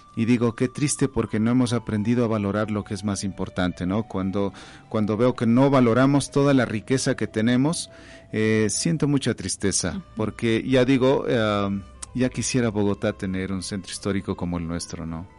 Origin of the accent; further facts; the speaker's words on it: Baños de Agua Santa, Tungurahua, Ecuador; now in Quito, Ecuador; nací en Baños de Agua Santa